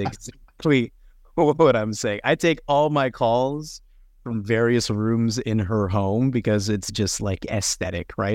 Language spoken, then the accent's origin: English; Toronto, Ontario, Canada; Toronto, bor-, born, raised, bred, everything. I, I grew up in North York around Jane and Wilson